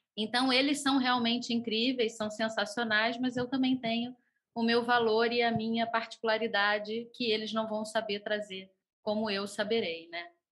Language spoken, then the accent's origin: Portuguese; Rio de Janeiro, Brazil; eu sou do Rio de Janeiro, cantora e compositora